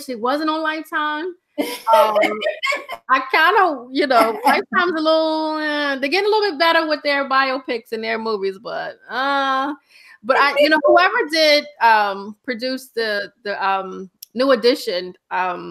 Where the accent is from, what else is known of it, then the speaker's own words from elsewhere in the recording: the South, United States; now in Bronx, New York, United States; growing up in the South